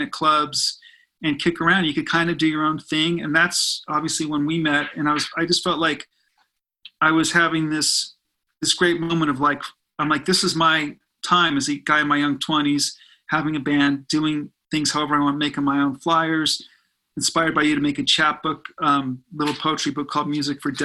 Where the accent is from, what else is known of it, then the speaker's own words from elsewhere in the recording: Burbank, California, United States; I grew up in Burbank